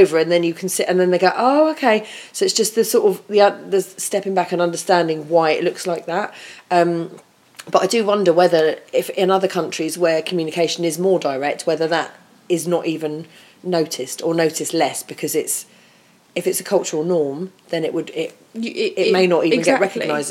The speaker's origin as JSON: {"language": "English", "country": "United Kingdom", "said": "we as British people"}